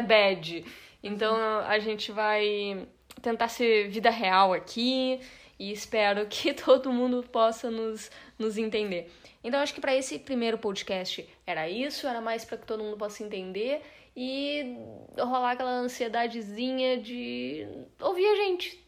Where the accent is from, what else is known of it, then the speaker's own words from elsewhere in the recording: Brazil; sou brasileira